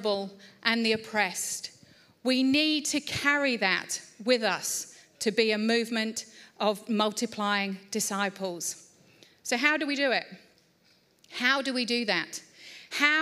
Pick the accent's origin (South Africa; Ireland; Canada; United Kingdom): United Kingdom; Layer de la Haye, East of England; moved away; I grew up in England, and I grew up in a beautiful little village called Laya de la Haye